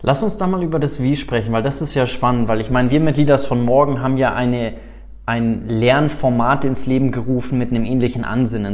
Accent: South Africa; moved away; ich bin ja in Südafrika groß geworden

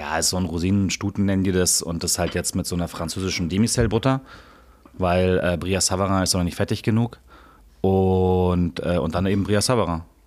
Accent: east of Munich, Bavaria, Germany; Ich bin auf jeden Fall im Osten von München aufgewachsen

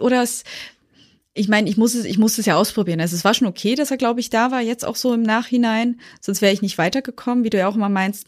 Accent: Thuringia, Germany; now in Berlin, Germany; wir sind dann nach Berlin umgesiedelt, wir kommen eigentlich aus Thüringen

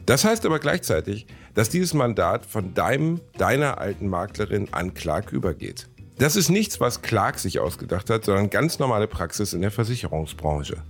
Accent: Gelsenkirchen, North Rhine-Westphalia, Germany; moved away; meiner Heimatstadt Gelsenkirchen

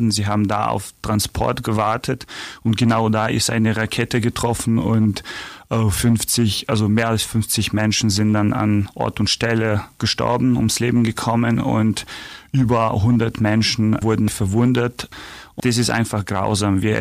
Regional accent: Ukraine; now in Augsburg, Germany; ich komme aus der Ukraine.

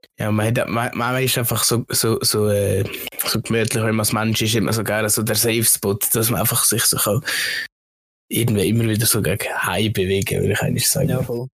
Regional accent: Switzerland; bei uns in der Schweiz, wo einer viel äh, Völkergruppen beieinander sind

